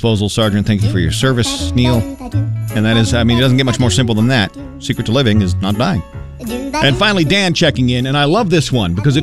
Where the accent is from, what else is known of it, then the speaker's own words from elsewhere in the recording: United Kingdom; growing up being British